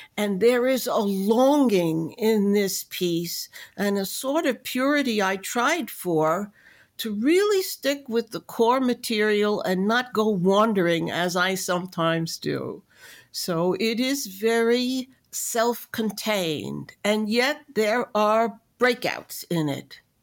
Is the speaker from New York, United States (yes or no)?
yes; New York City, New York, United States; also born or lived in Memphis, Tennessee; although I am born in the city of Memphis, Tennessee, I grew up in New York City, even though in outer borough